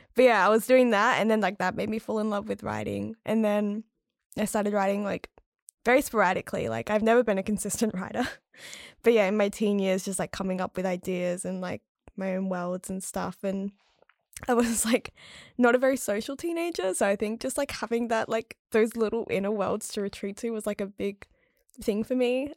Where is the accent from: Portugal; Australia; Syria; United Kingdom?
Australia; rural South Australia; moved away as an adult; also born or lived in Adelaide; now in Melbourne, Australia; I grew up in rural South Australia